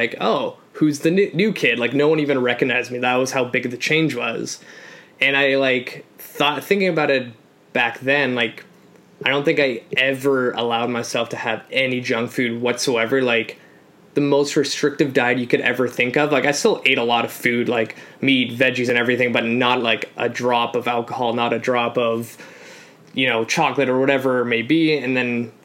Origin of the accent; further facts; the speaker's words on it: Canada; also born or lived in Poland; So I'm an immigrant. So I came to Canada from Poland at 3